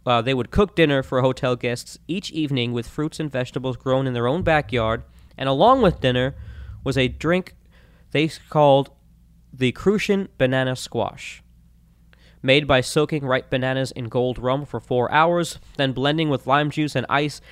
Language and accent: English; Florida, United States; Growing up in Florida, I spent plenty of time on lakes and rivers